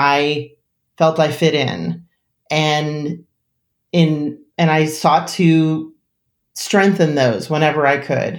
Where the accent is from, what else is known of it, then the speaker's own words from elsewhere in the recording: New Jersey, United States; I grew up in an extremely rural community, which people always laugh at because I grew up in New Jersey